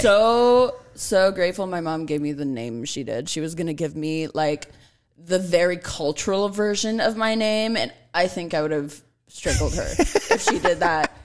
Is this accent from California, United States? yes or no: yes; Los Angeles, California, United States; I grew up in North Hollywood